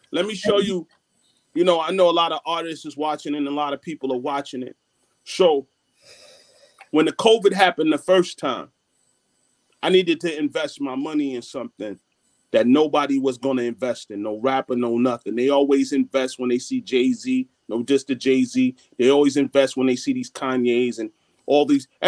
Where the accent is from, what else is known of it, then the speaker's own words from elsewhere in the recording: Jamaica; I have I'm Jamaican, so I got nine business